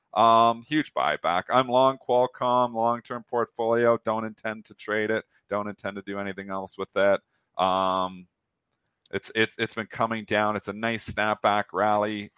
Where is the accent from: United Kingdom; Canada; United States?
Canada; I'm Canadian